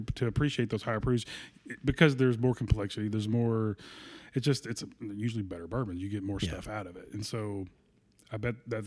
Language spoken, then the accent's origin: English; Kentucky, United States; we are from Kentucky